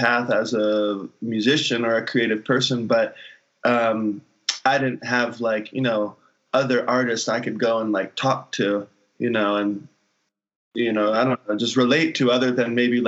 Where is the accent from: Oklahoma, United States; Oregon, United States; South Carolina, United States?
South Carolina, United States; Hilton Head; moved away; on Hilton Head specifically, like growing up in that community